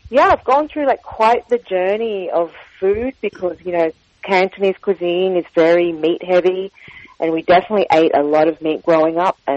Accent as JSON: {"language": "English", "town": "Sydney", "region": "New South Wales", "country": "Australia", "tie": "born there", "said": "So I was born in Sydney, you're correct. Uh, my parents were first generation immigrants from the south of China, from Guangdong province."}